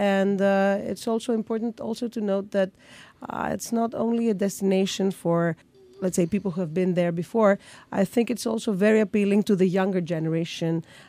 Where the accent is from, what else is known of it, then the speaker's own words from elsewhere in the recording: Crete, Greece; I'm from Crete, so of course I will answer Crete.